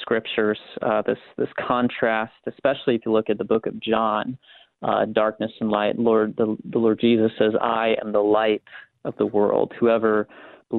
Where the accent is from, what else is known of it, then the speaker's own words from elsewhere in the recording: South Dakota, United States; growing up in South Dakota, I would go on runs with my dad really early in the morning.